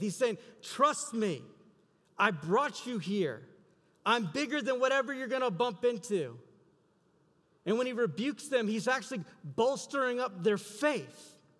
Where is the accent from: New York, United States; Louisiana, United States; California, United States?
Louisiana, United States; South; now in Iowa, United States; I'm from South Louisiana. We get hurricanes all the time